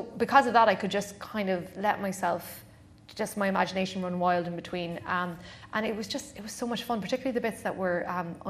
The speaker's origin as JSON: {"language": "English", "town": "Clonakilty", "region": "Munster", "country": "Ireland", "tie": "born or raised there", "also_born_or_lived": "Dublin / New York", "moved": "yes", "said": "when I was growing up in Clonakilty"}